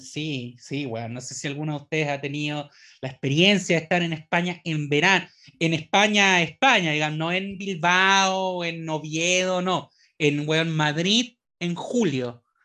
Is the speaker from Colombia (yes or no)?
no; Chile